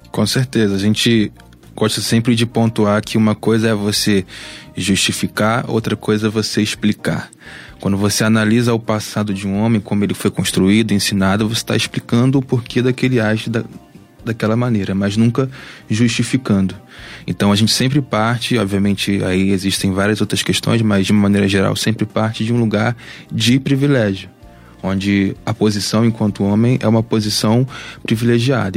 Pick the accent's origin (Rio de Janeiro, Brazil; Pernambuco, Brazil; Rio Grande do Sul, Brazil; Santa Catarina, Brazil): Rio de Janeiro, Brazil; Baixada Fluminense; sou da Baixada Fluminense